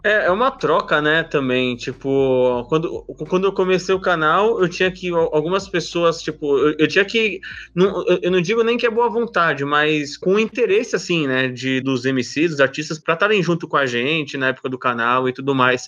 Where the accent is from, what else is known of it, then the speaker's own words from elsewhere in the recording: São Paulo, Brazil; eu sou nascido e criado é, aqui no bairro da Moca, aqui em São Paulo, é, Zona Leste próximo do centro